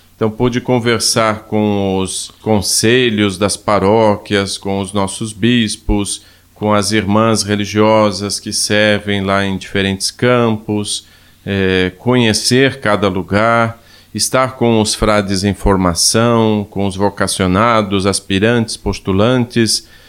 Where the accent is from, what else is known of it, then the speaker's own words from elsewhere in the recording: Ituporanga, Santa Catarina, Brazil; eu venho de uma cidade de Santa Catarina chamada Ituporanga